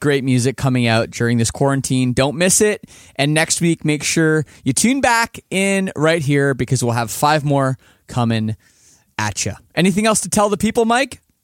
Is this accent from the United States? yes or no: no; Canada; as a Canadian